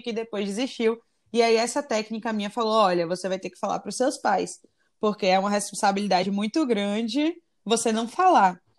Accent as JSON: {"language": "Portuguese", "town": "Salvador", "region": "Bahia", "country": "Brazil", "also_born_or_lived": "United States", "moved": "yes", "said": "sou daqui de Salvador"}